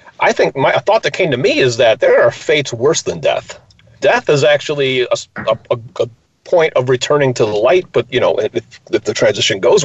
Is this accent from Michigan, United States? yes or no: yes; Detroit, Michigan, United States; I'm from Detroit